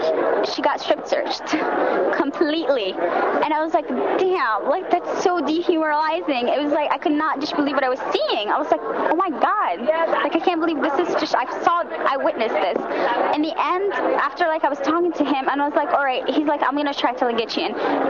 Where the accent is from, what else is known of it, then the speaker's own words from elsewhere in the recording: Jerusalem, Palestine; born there; Though I was born in Jerusalem, I had it, like, because my dad lived in New York for the past 30 years, since 1970.